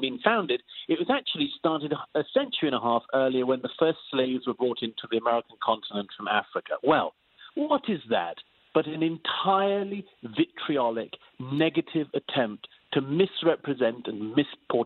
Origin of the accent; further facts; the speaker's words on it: United Kingdom; I'm British by origin